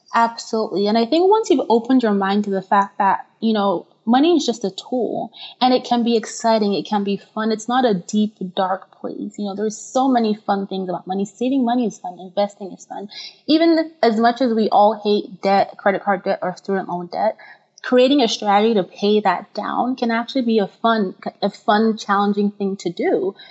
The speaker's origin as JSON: {"language": "English", "country": "Nigeria", "tie": "born or raised there", "moved": "as an adult", "lives_now": "United States", "said": "I'm originally from Nigeria"}